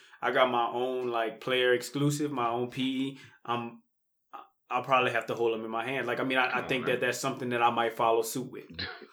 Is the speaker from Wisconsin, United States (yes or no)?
no; New Iberia, Louisiana, United States; moved away; also born or lived in Lafayette, Louisiana; I'm from a place called New Iberia.